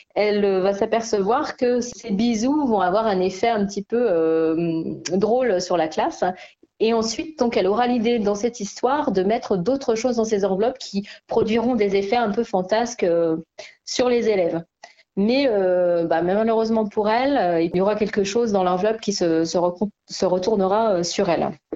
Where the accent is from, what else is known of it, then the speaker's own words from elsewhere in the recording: La Tour-du-Pin, Auvergne-Rhône-Alpes, France; moved away as an adult; now in Picardy, France; Je suis originaire de la Tour du Pin. Euh, j'ai grandi et je suis allée jusqu'au lycée donc à, la Tour du Pin